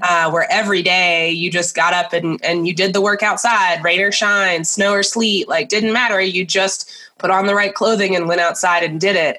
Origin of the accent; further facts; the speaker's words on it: Nashville, Tennessee, United States; I grew up in Nashville, Tennessee.